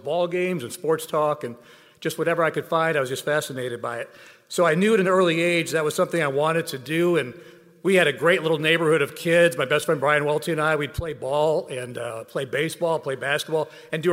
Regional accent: Cleveland, Ohio, United States; now in Charlotte, United States; growing up in Cleveland, Ohio

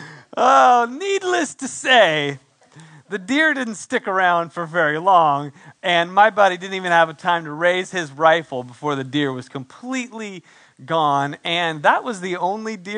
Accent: San Diego, California, United States; moved away; also born or lived in San Antonio, Texas; I'm from San Diego

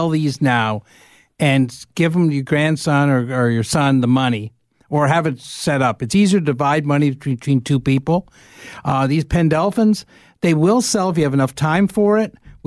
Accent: Lindsay, Ontario, Canada; I was born in Lindsay

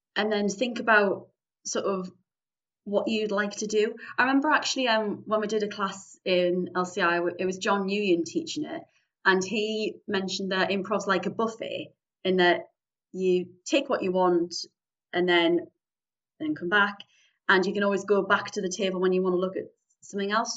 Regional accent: Newcastle upon Tyne, North East England, United Kingdom; I am from the lovely city of Newcastle upon Tyne, northeast England

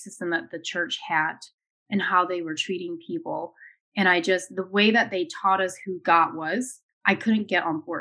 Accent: Ohio, United States; I grew up in Ohio

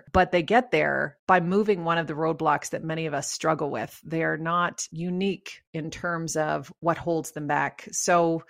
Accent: Canada; accent: Canadian; now in Colorado, United States; So I live in Colorado, which is a beautiful state with mountains, and we came here from Canada. So you might hear some Canadian tones in my...

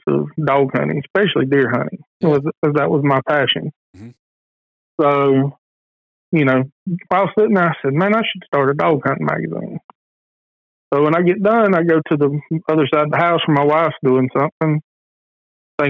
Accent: Lakeland, Georgia, United States; I grew up dog hunting in South Georgia

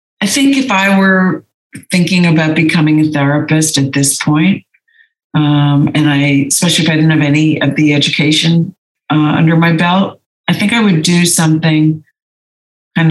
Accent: New Jersey, United States; moved away as an adult; also born or lived in Los Angeles, California / New York; now in Santa Monica, United States; I grew up in New Jersey.

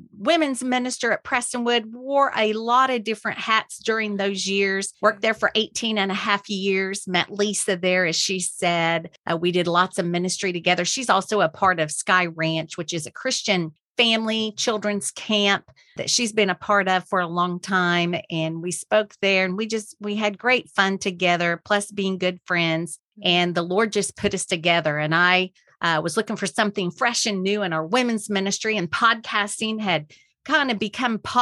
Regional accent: Oklahoma, United States; moved away as an adult; now in Texas, United States; I am from Oklahoma, but have actually lived in Texas longer than I've lived in Oklahoma

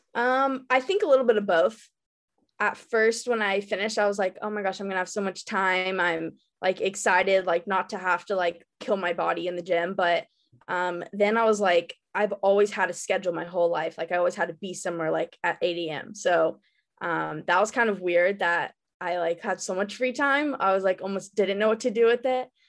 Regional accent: Dallas, Texas, United States; I was born and raised in Dallas

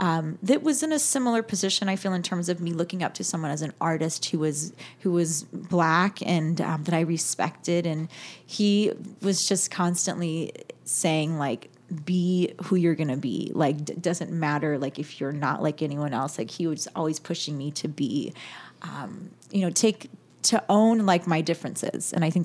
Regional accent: California, United States; born or raised there; moved away

